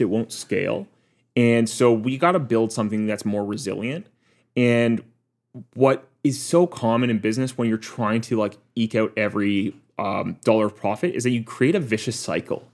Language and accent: English; Waterloo, Ontario, Canada; Waterloo, my hometown